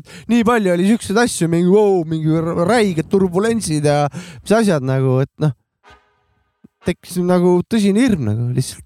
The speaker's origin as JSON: {"language": "Estonian", "country": "Estonia", "said": "ma olen eestlane"}